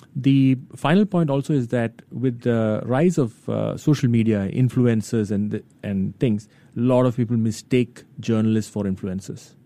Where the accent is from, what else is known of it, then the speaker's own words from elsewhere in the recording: India; now in Singapore; I grew up in India